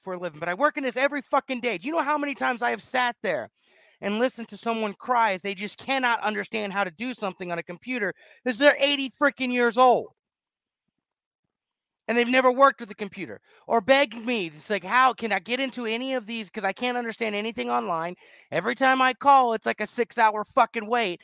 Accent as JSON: {"language": "English", "region": "the South", "country": "United States", "accent": "southern", "said": "My southern accent came out."}